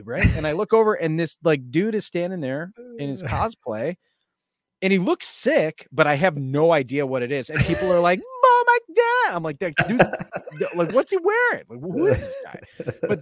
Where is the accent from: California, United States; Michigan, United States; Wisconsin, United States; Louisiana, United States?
Michigan, United States; Detroit; growing up in Michigan